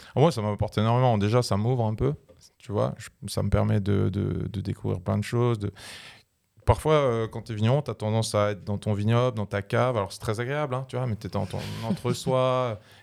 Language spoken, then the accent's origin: French; Alsace, Grand Est, France; Je suis vigneron, je viens d'Alsace